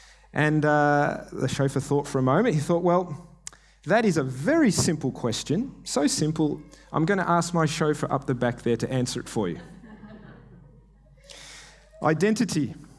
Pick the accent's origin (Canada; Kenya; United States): Kenya; I grew up in Kenya as an MK. My parents were missionaries there.